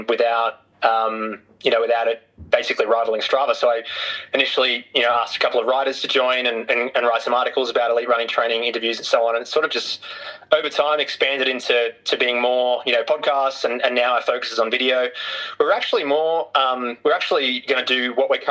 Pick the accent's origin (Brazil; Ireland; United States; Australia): Australia; also born or lived in Europe / Singapore; I'm from Australia